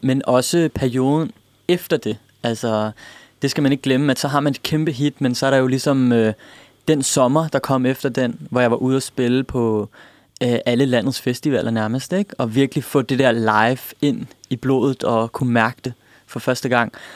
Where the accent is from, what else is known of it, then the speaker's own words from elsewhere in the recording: Denmark; jeg er født i Danmark, opvokset i Danmark